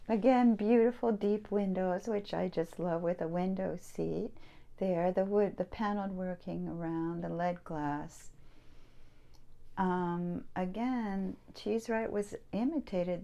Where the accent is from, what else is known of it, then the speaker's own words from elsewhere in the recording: Pasadena, California, United States; I grew up in Pasadena